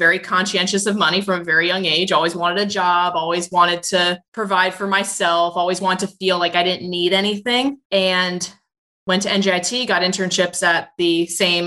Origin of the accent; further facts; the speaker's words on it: Roselle Park, New Jersey, United States; I grew up in New Jersey in a small town called Roselle Park near Elizabeth and Newark